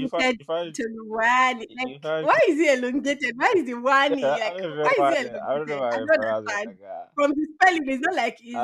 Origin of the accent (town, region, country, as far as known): Nigeria; first language English; moved away